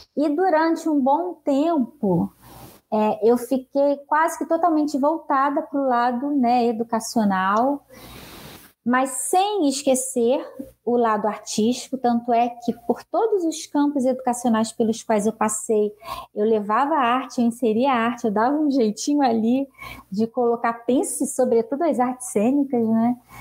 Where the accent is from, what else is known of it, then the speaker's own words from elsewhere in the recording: Angra dos Reis, Rio de Janeiro, Brazil; moved away as an adult; now in Rio de Janeiro, Brazil; eu nasci aqui, mas na verdade fui criada em Angra dos Reis, então sou de Angra dos Reis, morei minha vida toda lá. Retornei para o Rio há cerca de quatro anos